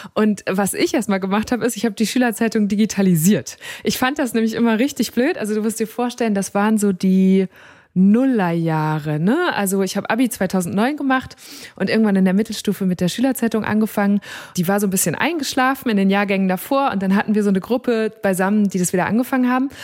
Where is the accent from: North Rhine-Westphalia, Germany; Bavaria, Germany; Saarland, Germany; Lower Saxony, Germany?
North Rhine-Westphalia, Germany; Münsterland; ich komme ja aus Münsterland